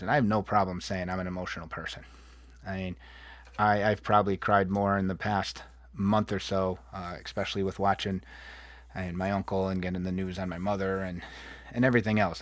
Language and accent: English; New England, United States; moved away; I come from the Northeast and the Appalachian Trail, New England, and fall foliage, and, and lush green.